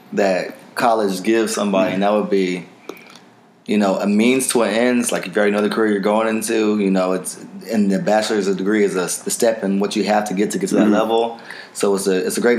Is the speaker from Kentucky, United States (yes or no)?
no; Houston, Texas, United States; I'm from Acres Homes area